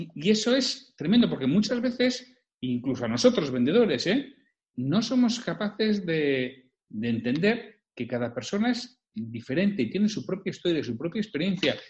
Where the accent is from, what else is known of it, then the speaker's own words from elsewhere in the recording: Bilbao, Basque Country, Spain; yo soy de Bilbao, de toda la vida